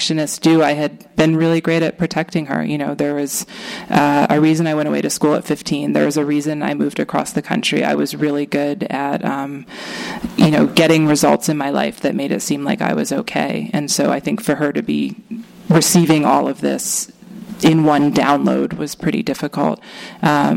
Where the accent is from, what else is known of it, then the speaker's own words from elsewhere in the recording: Maine, United States; also born or lived in Boston; now in California, United States; I grew up in a basically a commune in Maine with a handful of other families.